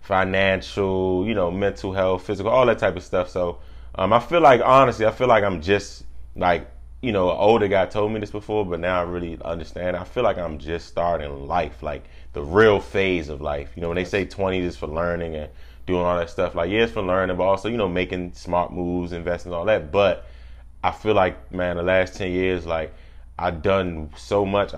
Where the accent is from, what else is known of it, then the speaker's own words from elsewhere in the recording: Washington, District of Columbia, United States; Born and raised in Washington, D.C., grew up in between Southeast and Northeast